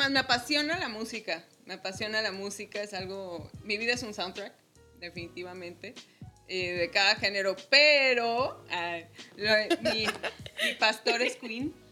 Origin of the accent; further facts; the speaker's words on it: Mexico City, Mexico; Soy chilanga